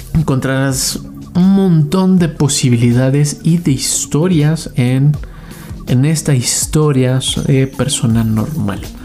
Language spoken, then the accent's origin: Spanish; Mexico; mexicanos como nosotros